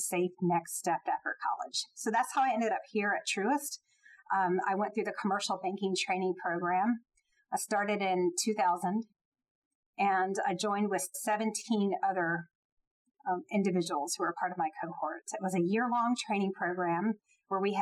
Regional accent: Jacksonville, Florida, United States; moved away as an adult; now in Atlanta, United States; I grew up not too far from Georgia in Jacksonville, Florida

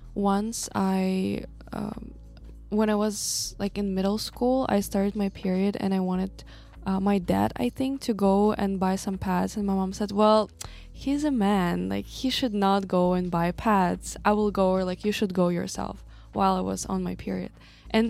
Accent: Kazakhstan; I'm from Kazakhstan

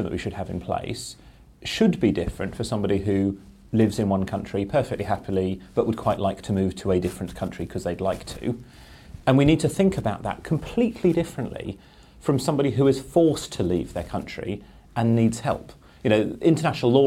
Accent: Cambridge, East of England, United Kingdom; I grew up in Cambridge

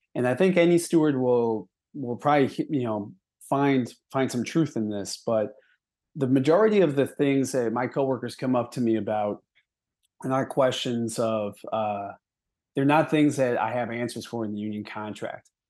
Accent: Milwaukee, Wisconsin, United States; grew up in Wisconsin. I grew up in Milwaukee

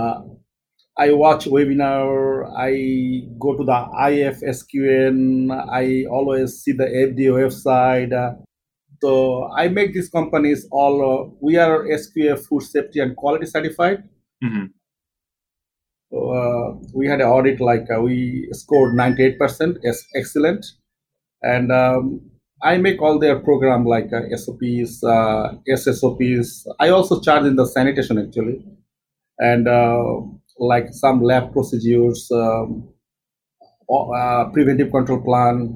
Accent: Bangladesh; moved away as an adult; also born or lived in United Kingdom; now in United States; I am from Bangladesh

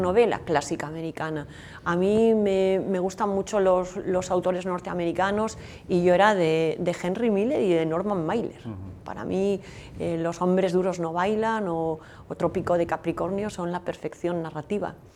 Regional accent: San Sebastián, Basque Country, Spain; moved away as an adult; now in Navarre, Spain; yo soy donostiarra

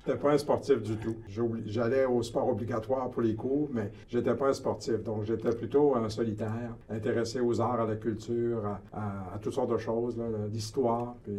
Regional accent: Quebec City, Quebec, Canada; Je suis né à Québec, la ville de Québec. J'ai grandi dans une famille

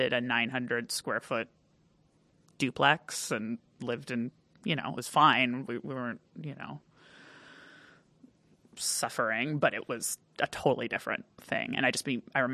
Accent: California, United States; also born or lived in Park Rapids, Minnesota; I grew up in California

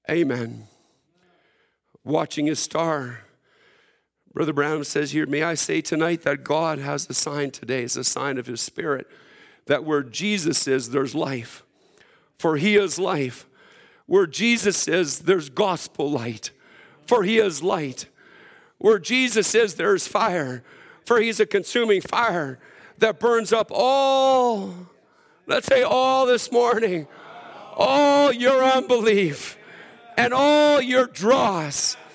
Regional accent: Alberta, Canada; I'm from Saskatchewan. I mean, Alberta, so we don't get too happy in church.

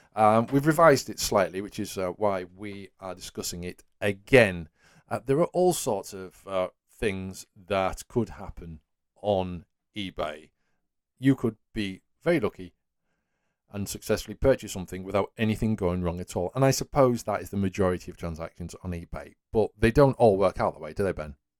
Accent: Whitby, Yorkshire and the Humber, United Kingdom; there was an original After Burner arcade machine, uh, in my hometown.

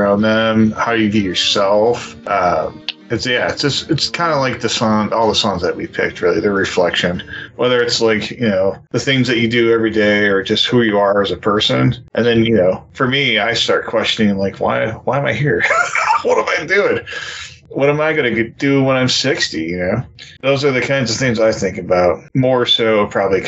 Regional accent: New York, United States; now in Texas, United States; we're from New York

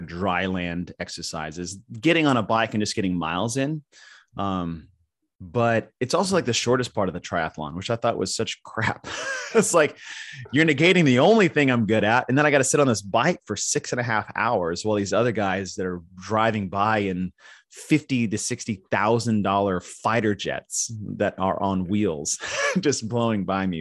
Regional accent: Texas, United States; also born or lived in Arizona / California; I've been in Texas since I was nine

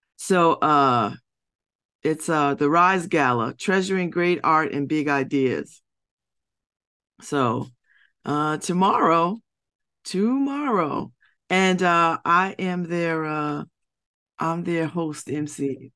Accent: United States; when I'm in the world, I'm identified as an American

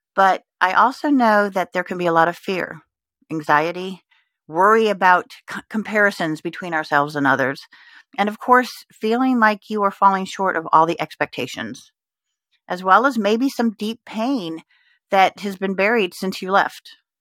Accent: Richmond, Indiana, United States; moved away as an adult; also born or lived in Houston, Texas; now in Richmond, Virginia, United States; I'm originally from Texas, but the summer before my f, seventh grade, we moved from Houston to the town of Richmond, Indiana

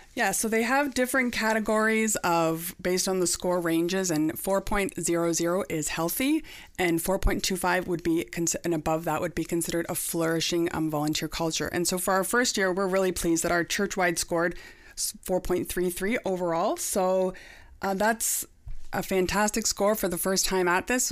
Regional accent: Niagara, Ontario, Canada; also born or lived in Pelham; I'm born and raised in Niagara

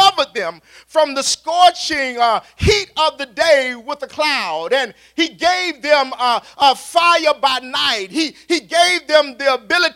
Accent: Raleigh, North Carolina, United States; when I was coming up as a child, growing up around Roberts Park, the east side of Raleigh

